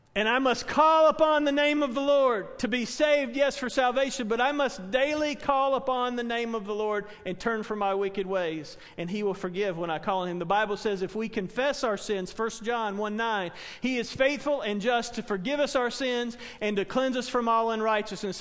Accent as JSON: {"language": "English", "town": "Spartanburg", "region": "South Carolina", "country": "United States", "tie": "born or raised there", "said": "a church where I grew up in Spartanburg"}